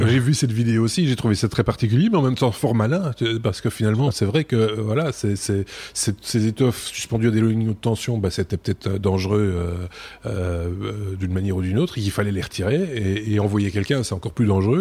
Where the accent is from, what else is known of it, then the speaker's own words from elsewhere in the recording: Belgium; nous sommes belges